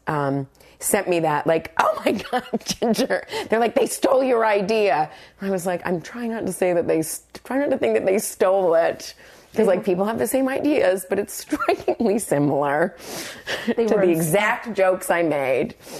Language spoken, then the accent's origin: English; Brandon, Manitoba, Canada; moved away; living in my hometown of Brandon, Manitoba